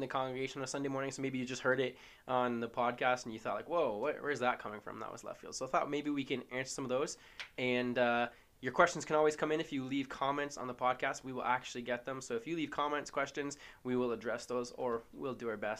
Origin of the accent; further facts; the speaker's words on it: Hamilton, Ontario, Canada; moved away; I'm from Hamilton originally, so not a small town, but a very poor town.